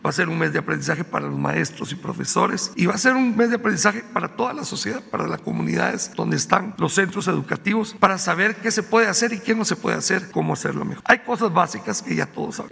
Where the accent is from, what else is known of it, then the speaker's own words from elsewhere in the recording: Guatemala; also born or lived in Indonesia; now in Mexico City, Mexico; Yo soy de origen guatemalteco